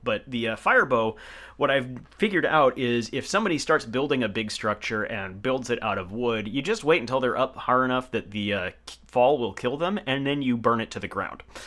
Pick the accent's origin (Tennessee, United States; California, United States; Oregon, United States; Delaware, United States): Oregon, United States; Portland; growing up in Portland, I think that that's a metropolitan area.